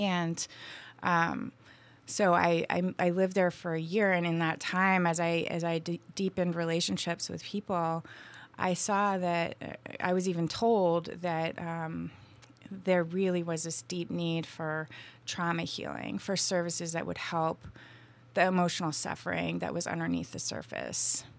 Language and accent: English; Vermont, United States; moved away as an adult; now in Asheville, United States; I grew up in Vermont